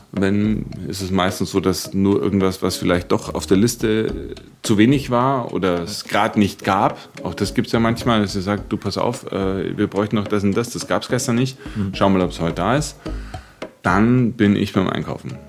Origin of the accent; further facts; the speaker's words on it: Munich, Bavaria, Germany; da, wo ich aufgewachsen bin, das war eine Sozialwohnungssiedlung in München